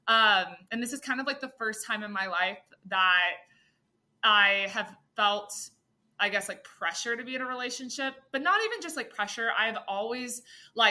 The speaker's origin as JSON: {"language": "English", "town": "Austin", "region": "Texas", "country": "United States", "said": "I'm from Austin."}